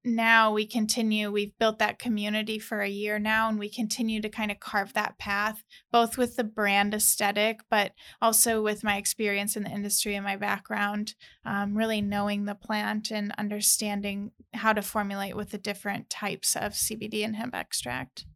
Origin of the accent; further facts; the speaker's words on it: St. Louis, Missouri, United States; moved away as an adult; also born or lived in California; I'm originally from Saint Louis, Missouri